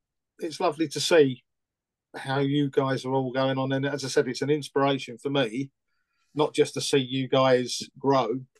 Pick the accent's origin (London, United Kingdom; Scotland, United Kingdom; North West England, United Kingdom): London, United Kingdom; Romford; I grew up in Romford